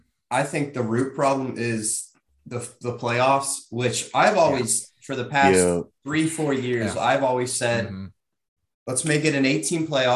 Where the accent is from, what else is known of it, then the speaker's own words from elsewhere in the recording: Cincinnati, Ohio, United States; I'm from Cincinnati.